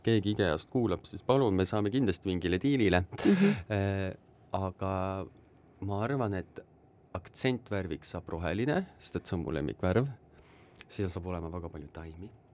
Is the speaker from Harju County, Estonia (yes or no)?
no; Tartu, Tartu County, Estonia; ma olen Tartust